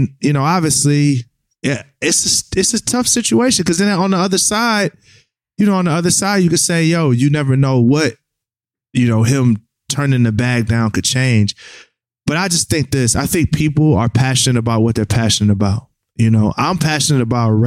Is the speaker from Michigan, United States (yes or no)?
yes; Michigan, United States; I'm from Michigan